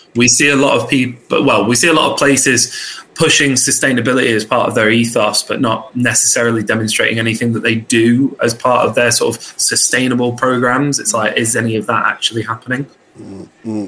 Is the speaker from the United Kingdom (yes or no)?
yes; Luton, East of England, United Kingdom; originally I was born in Luton, so I come from a very working class background